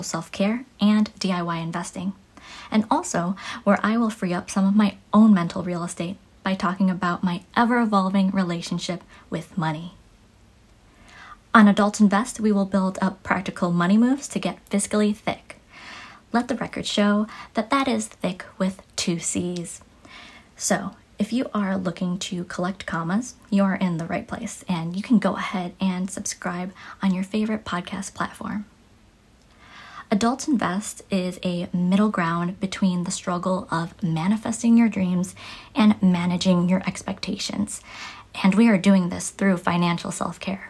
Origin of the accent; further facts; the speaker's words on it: Chicago, Illinois, United States; I am from Chicago, where I've been my whole life